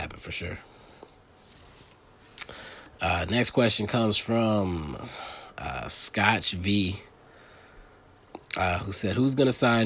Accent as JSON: {"language": "English", "region": "Delaware", "country": "United States", "tie": "born or raised there", "moved": "yes", "said": "my home state in Delaware"}